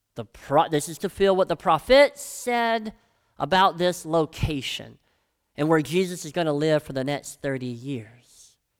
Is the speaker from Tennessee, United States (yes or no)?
yes; Brighton, Tennessee, United States; I'm from Brighton, Tennessee